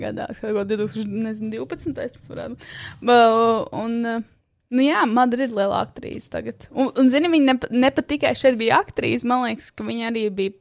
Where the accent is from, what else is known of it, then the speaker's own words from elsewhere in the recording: Sigulda, Sigulda Municipality, Latvia; manā dzimtajā zemē, Siguldā. Šis ir maģiskais ķēzers, skats, kur mēs pavadījām diezgan daudz laika bērnībā.